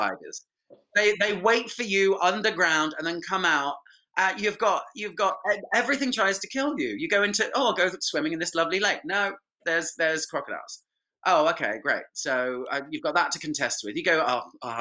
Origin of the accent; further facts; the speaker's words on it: Winchester, South East England, United Kingdom; I'm from Winchester.